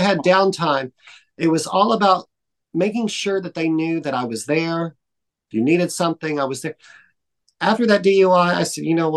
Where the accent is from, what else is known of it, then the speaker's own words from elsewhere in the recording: Dallas, Texas, United States; moved away; also born or lived in New York; I'm from Dallas